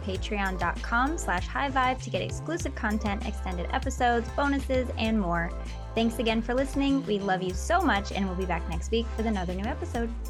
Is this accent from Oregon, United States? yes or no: no; Michigan, United States; growing up in Michigan